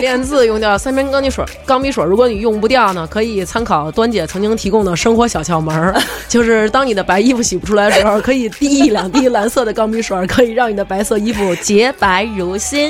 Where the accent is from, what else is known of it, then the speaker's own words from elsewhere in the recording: China; 我们中国人的传统就是很会顾及到家人的想法